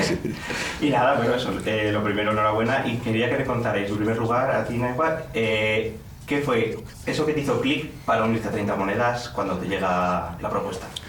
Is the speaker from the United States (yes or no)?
no; Castile, Spain; como castellano